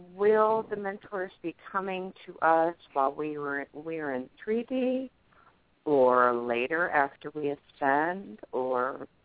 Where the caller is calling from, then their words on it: Pennsylvania, United States; I'm calling from Pennsylvania.